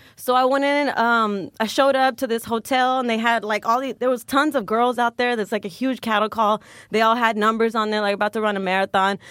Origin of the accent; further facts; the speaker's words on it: Richmond, Texas, United States; moved away; also born or lived in Galveston, Texas; I grew up right outside of Houston, like thirty minutes out in a little small town called Richmond, Texas